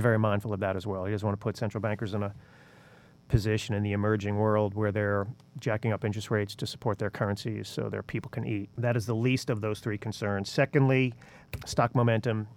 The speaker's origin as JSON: {"language": "English", "town": "New York City", "region": "New York", "country": "United States", "tie": "born or raised there", "moved": "yes", "said": "even though I was born in the Bronx"}